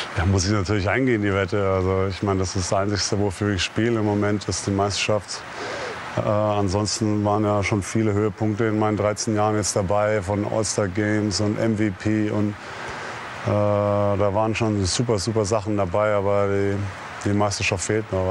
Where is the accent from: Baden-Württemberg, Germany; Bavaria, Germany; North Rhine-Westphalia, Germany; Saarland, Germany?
Bavaria, Germany; Würzburg; now in Dallas, United States; komme ja im Sommer jedes Jahr wieder nach Hause, nach Würzburg und, und werde auch nie vergessen, wo ich herkomme